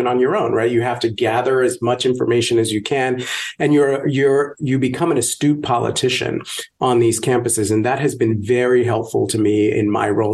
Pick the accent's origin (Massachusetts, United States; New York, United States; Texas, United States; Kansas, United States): New York, United States; New York City; I grew up poor in the South Bronx, in the projects